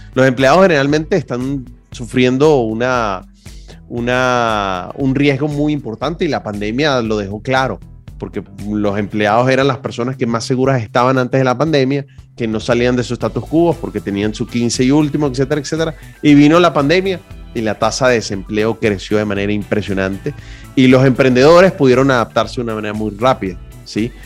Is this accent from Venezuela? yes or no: yes; Venezuela; moved away as an adult; Yo como venezolano lo viví